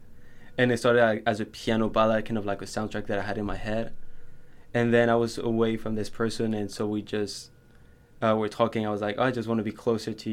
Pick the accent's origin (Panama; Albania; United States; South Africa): Panama; moved away as an adult; also born or lived in Colombia; now in London, United Kingdom; I was born in Colombia and came to Panama when I was very young